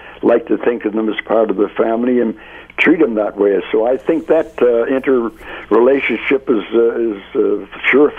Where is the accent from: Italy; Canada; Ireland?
Canada; Hamilton, Ontario; I was born and raised in Hamilton, so I could stay involved in Hamilton things